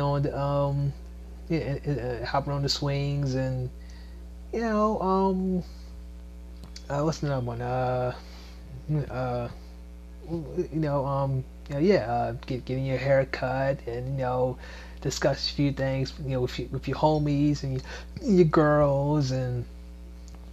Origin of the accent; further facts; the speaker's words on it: Maryland, United States; also born or lived in Washington, D.C. / Virginia; now in Georgia, United States; It's not just my hometown, Maryland. It's not my birthplace, D.C. It's not, let's say, a place I called home for a while, Virginia